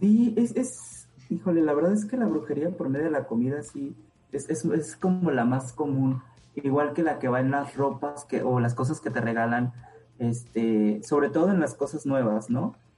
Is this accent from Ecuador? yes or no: no; Oaxaca, Mexico; en Oaxaca, eh, de donde yo soy